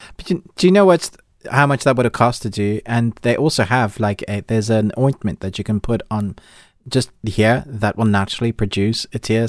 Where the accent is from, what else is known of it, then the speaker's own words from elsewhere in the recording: South Africa; now in United Kingdom; I grew up in South Africa